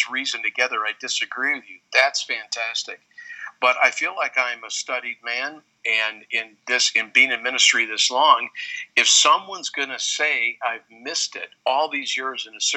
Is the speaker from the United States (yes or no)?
yes; Wheaton, Illinois, United States; I grew up in Wheaton, Illinois, the holy city, the Vatican II